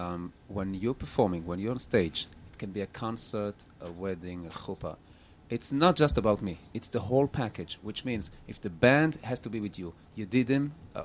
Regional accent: Antwerp, Flanders, Belgium; Yes, and I grew up in Antwerp in Europe.

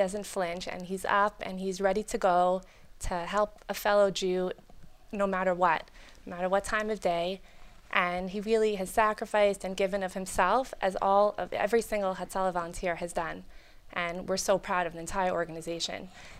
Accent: Miami Beach, Florida, United States; now in Toronto, Canada; Not me. I'm from Miami Beach.

